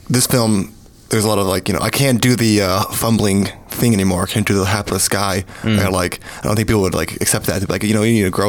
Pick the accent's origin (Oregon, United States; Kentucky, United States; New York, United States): Kentucky, United States; Kentucky, and I'm from Kentucky, so that was really cool.